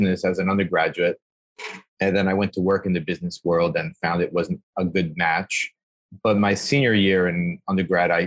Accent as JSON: {"language": "English", "town": "Newark", "region": "New Jersey", "country": "United States", "tie": "born or raised there", "also_born_or_lived": "Uruguay / Texas / Arizona / Michigan", "moved": "as an adult", "lives_now": "New York, United States", "said": "Grew up in Newark"}